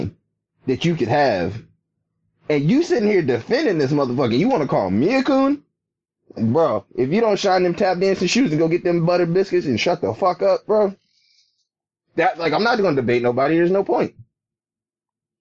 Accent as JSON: {"language": "English", "region": "Virginia", "country": "United States", "moved": "as an adult", "lives_now": "New Hampshire, United States", "said": "I'm from Virginia"}